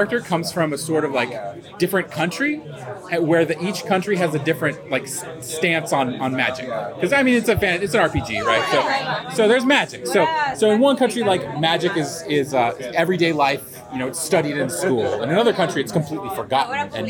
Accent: Sacramento, California, United States; moved away as an adult; now in Bay Area, United States; I'm from Sacramento. I live in the Bay Area, and I drove up for this, but I grew up here.

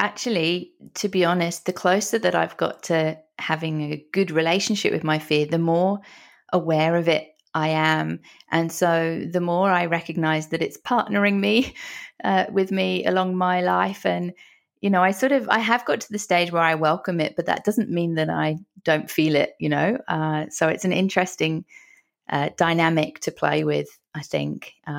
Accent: London, United Kingdom; moved away as an adult; now in Australia; Originally from London in the UK.

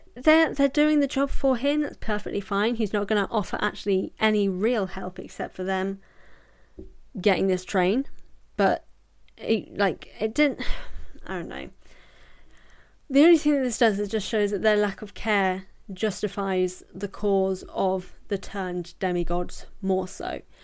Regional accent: United Kingdom; I'm British.

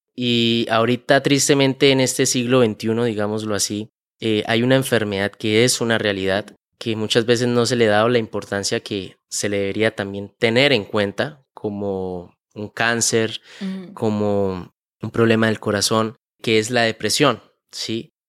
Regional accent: Bucaramanga, Santander, Colombia; also born or lived in Málaga, Santander; yo nací en la ciudad, en el pueblo de Málaga, Santander. Es un pueblo cerca aquí de Bucaramanga. Desde muy pequeño, más o menos desde los 3, 4 años de edad, eh, mis padres nos vinimos a vivir aquí a Bucaramanga

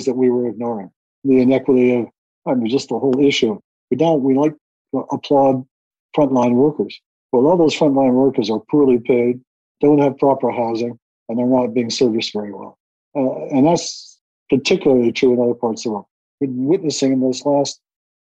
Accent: Winnipeg, Manitoba, Canada; growing up in North Winnipeg

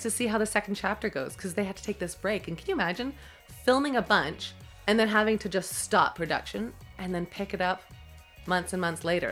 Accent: Toronto, Ontario, Canada; I was from Toronto

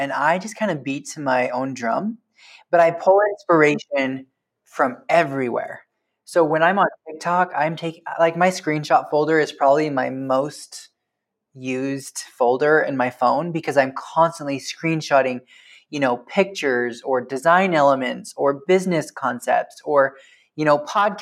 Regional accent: Preston, Idaho, United States; my hometown of Preston, Idaho

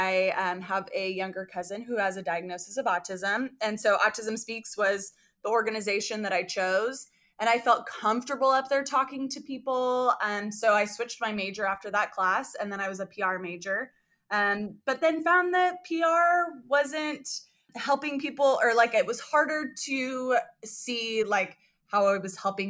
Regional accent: California, United States; now in Indiana, United States; I am from California and I'm currently in Indiana

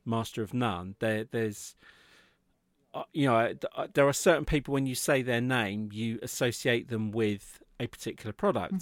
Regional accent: England, United Kingdom; we're in the U K. I'm English

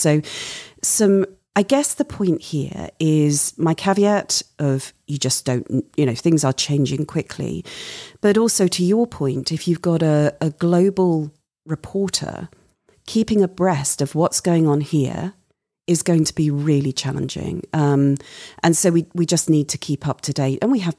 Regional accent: United Kingdom; moved away; My home country of the UK.

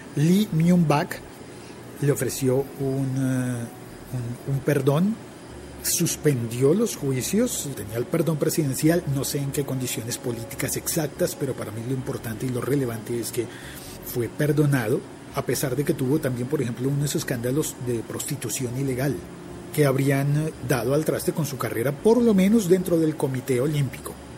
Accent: Bogotá, Colombia; yo crecí en mi ciudad, en Bogotá

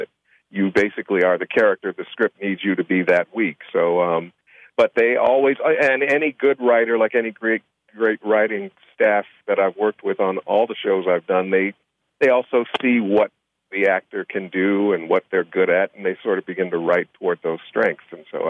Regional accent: Chicago, Illinois, United States; And where'd you grow up, Chicago? Oh, me too. Where? That's south side. What? That. Me too. Where on the south side? And cool. All of a sudden, it was like, she said no. And we grew up on the same block.

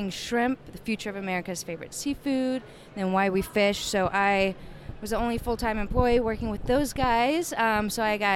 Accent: Louisiana, United States; moved away as an adult; also born or lived in New Bedford; now in Boston, United States; I'm from Louisiana, studied marine biology, headed up to New Bedford.

